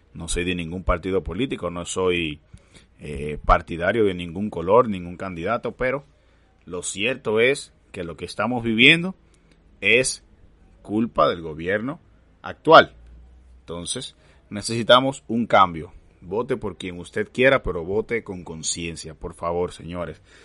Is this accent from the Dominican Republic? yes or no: yes; Dominican Republic; como dominicanos